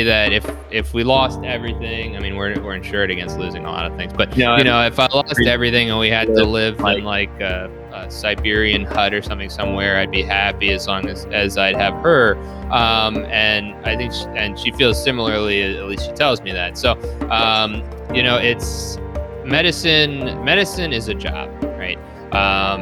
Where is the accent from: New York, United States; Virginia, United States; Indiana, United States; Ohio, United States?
New York, United States; New York City; moved away as an adult; also born or lived in Long Island, New York / Syracuse, New York / Chicago, Illinois; now in Buffalo, United States; So I actually grew up in Queens, the New York City area